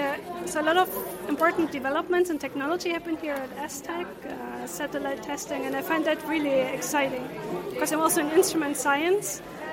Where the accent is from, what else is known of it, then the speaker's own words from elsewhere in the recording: Germany; now in Utrecht, Netherlands; Yes, I live in Utrecht, but I'm actually from Germany.